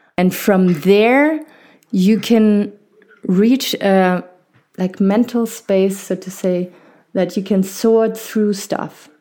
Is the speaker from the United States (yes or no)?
no; Germany; accent: not harsh German; I was, uh, born and raised in Germany, and, uh, my family is French